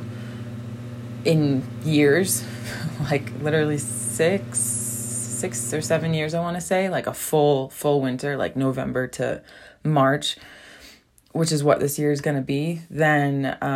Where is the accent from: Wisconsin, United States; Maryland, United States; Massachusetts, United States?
Massachusetts, United States; first language English; also born or lived in Brazil; I'm from Massachusetts, which is a very four seasons kind of area